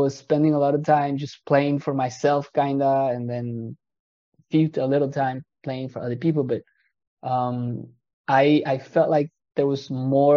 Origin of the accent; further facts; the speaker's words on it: Costa Rica; moved away as an adult; now in France; I'm originally from Costa Rica in Central America, where I started a career as a musician